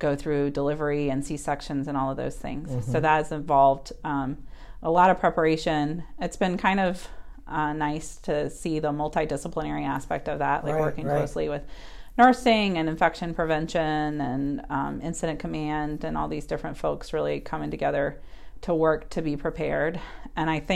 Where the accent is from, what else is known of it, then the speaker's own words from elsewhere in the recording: Charlotte, North Carolina, United States; also born or lived in St. Louis, Missouri; I'm actually born and raised in Charlotte, North Carolina.